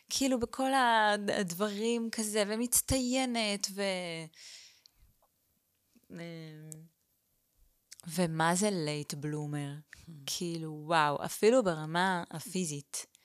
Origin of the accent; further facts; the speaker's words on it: Eilat, Southern District, Israel; born there; אז אני נולדתי באילת. ההורים שלי, אימא שלי עברה לשם כדי להיות מורה חיילת, ואבא שלי היה שם אה, קבלן